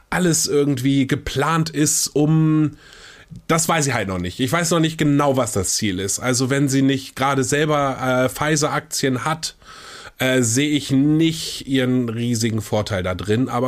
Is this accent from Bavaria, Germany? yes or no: no; Kiel, Schleswig-Holstein, Germany; ich bin ja aus Kiel äh, und weißt du, wer noch aus Kiel ist?